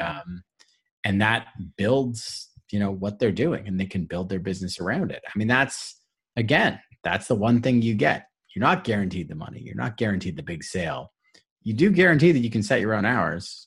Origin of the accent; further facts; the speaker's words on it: Toronto, Ontario, Canada; I'm from Toronto